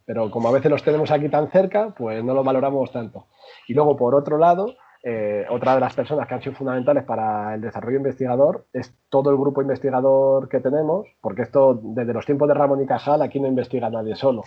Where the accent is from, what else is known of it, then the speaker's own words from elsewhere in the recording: Madrid, Community of Madrid, Spain; yo, soy, de Madrid, yo nací en Madrid, aunque mi familia es de origen segoviano